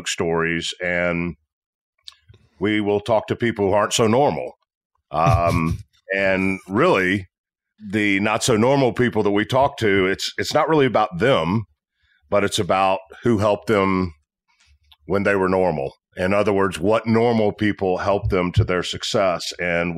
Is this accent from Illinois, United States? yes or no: no; Tennessee, United States